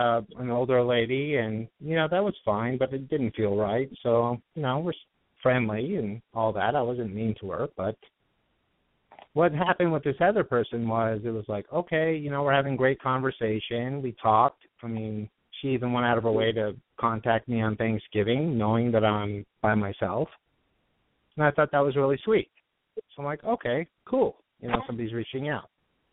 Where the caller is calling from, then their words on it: Studio City, California, United States; from Studio City. I'm 41.